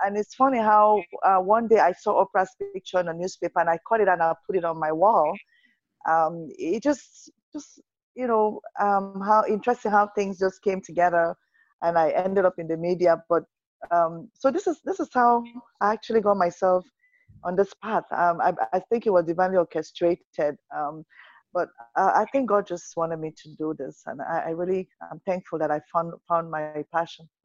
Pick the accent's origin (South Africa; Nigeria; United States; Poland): Nigeria; moved away as an adult; now in Canada; I'm Nigerian. Nigeria is my roots. I'm Canadian now